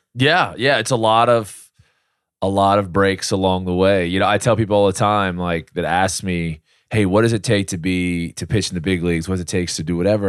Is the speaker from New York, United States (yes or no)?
no; Slidell, Louisiana, United States; I grew up in Slidell, you know, played little league ball there and high school ball